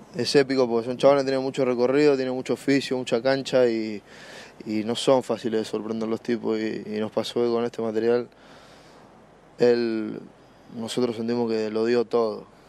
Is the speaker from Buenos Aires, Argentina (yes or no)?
yes; Buenos Aires, Argentina; soy productor de Buenos Aires, Argentina